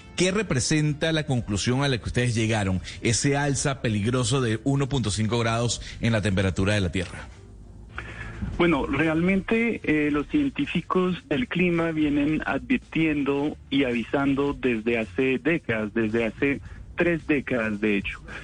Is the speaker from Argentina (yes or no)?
no; France; accent: French; Spanish is a second language; now in Colombia; soy francés